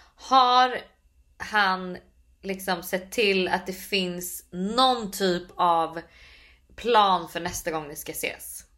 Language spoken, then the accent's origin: Swedish; Sweden; moved away as an adult; now in New York, United States; hemma i Sverige